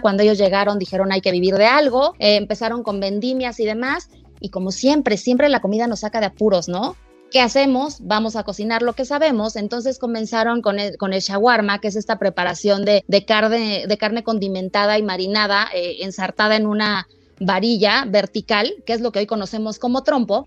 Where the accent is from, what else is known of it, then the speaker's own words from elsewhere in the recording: Mexico; somos los mexicanos